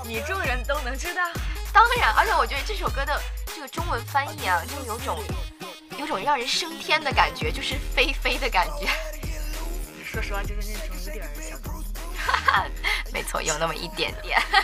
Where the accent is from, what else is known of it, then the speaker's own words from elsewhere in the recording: northern China, China; 我作为一个北方人